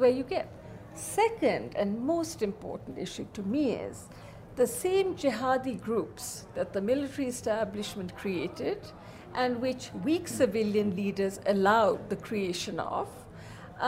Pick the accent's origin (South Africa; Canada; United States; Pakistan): Pakistan; I feel as a Pakistani